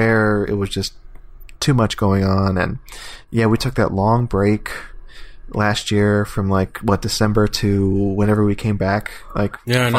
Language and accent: English; near Houston, Texas, United States; also born or lived in New Jersey; my hometown is like near Houston.